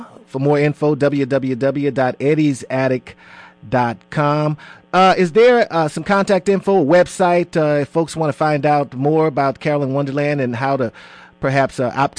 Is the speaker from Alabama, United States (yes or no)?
no; Houston, Texas, United States; now in Atlanta, United States; being a native Houstonian myself